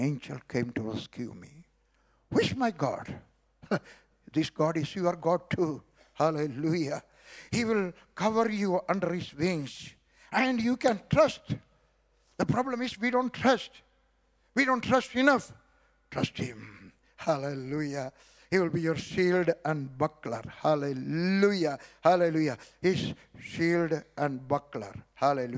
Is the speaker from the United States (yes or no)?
no; South India, India; also born or lived in Kerala / Punjab / Kashmir; now in Delhi, India; I was born in South India